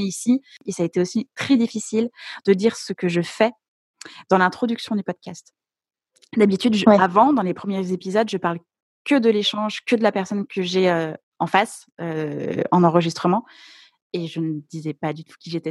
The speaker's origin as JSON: {"language": "French", "town": "Lyon", "region": "Auvergne-Rhône-Alpes", "country": "France", "said": "Enfin, maintenant, je suis à mmh Lyon, mais au départ, je suis, je suis lyonnaise"}